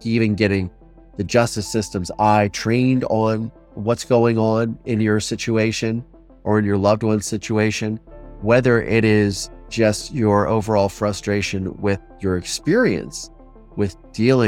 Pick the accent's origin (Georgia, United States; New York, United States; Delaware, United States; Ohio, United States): Ohio, United States; I'm from Ohio